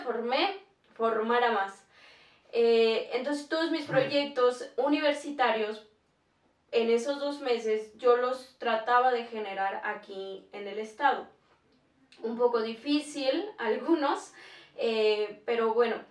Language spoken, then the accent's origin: Spanish; Tlaxcala, Mexico; somos de Tlaxcala